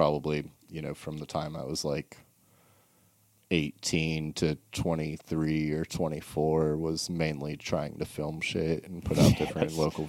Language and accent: English; Charleston, South Carolina, United States; moved away as an adult; also born or lived in Massachusetts / Summerville, South Carolina / New York; now in Mooresville, United States; I grew up in Charleston for the most part, Charleston, South Carolina.